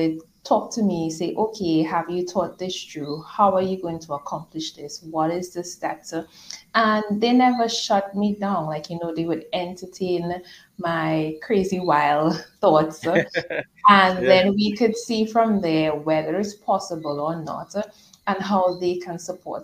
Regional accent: Trinidad & Tobago; moved away as an adult; also born or lived in Dominica; So I was born in Trinidad and Tobago, and then I moved to Dominica with my husband

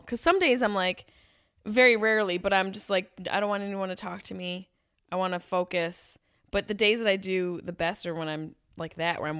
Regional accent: Syracuse, New York, United States; Not Texas or Italy. There's a Syracuse, Italy. Not there.

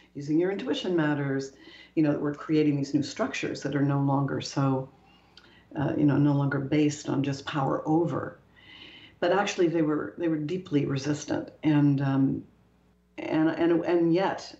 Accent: Canada; moved away as an adult; also born or lived in Toronto / Paris; I'm Canadian. I was at the time based in Toronto

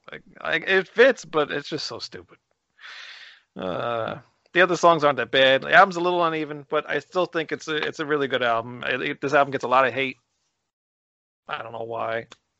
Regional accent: New York, United States; I'm from New York.

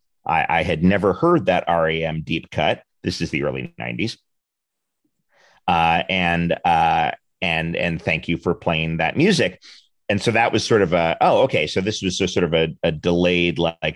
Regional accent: New York City, New York, United States; now in Los Angeles, United States; I grew up in Manhattan. I grew up in the West 40s of Manhattan, which is the theater district

